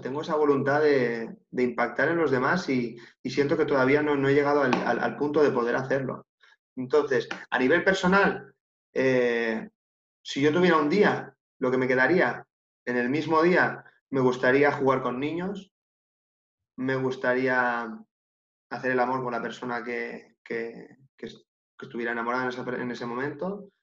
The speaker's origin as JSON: {"language": "Spanish", "region": "Catalonia", "country": "Spain", "said": "Yo soy de Cataluña"}